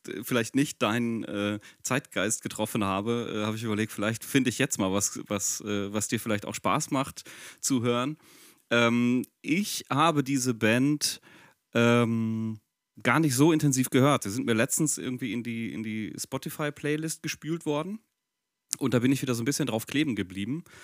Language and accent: German; Bochum, North Rhine-Westphalia, Germany; Dass man das als Bochumer sagt, ist auch ungewohnt.